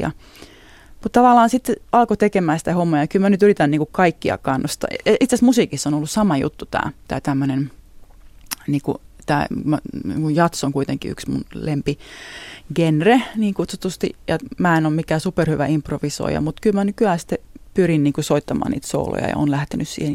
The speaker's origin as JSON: {"language": "Finnish", "town": "Utti", "region": "Kymenlaakso", "country": "Finland", "also_born_or_lived": "Sarajevo, Bosnia and Herzegovina", "moved": "as an adult", "lives_now": "Bosnia and Herzegovina", "said": "mä oon Utista tosiaan kotosin"}